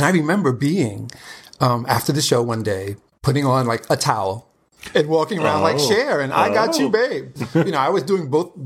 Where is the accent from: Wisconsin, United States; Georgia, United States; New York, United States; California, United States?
New York, United States; New York City; the native New Yorker, born and raised